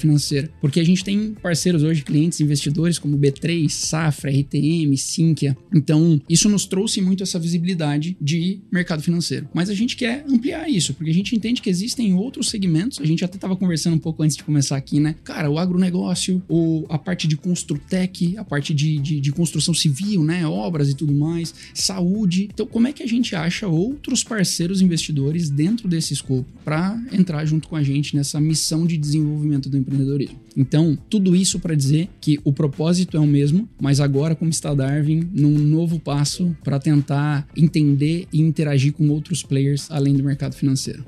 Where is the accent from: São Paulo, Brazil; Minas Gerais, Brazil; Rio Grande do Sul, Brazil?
São Paulo, Brazil; Bauru; moved away as an adult; also born or lived in Florianópolis; now in Rio de Janeiro, Brazil; Eu sou nascido e criado no interior de São Paulo